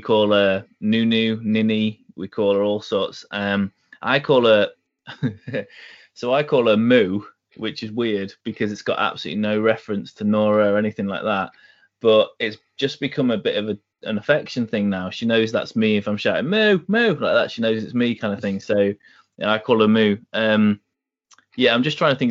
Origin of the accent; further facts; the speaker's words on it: Newcastle upon Tyne, North East England, United Kingdom; I was brought up in Newcastle. I'm kind of a half Geordie